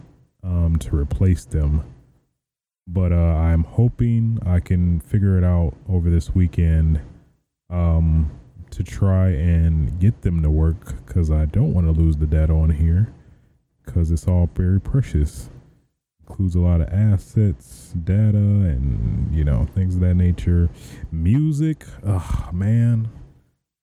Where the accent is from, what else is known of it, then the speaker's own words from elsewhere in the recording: Michigan, United States; now in Los Angeles, United States; I'm originally from Michigan